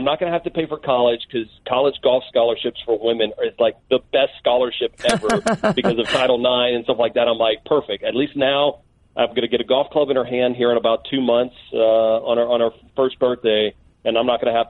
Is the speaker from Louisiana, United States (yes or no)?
yes; Baton Rouge, Louisiana, United States; growing up in Baton Rouge, diehard LSU fan.